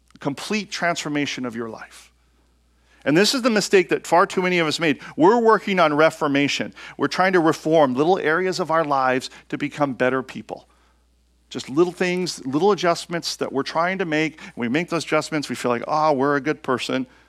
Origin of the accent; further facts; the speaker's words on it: United States; I'm an American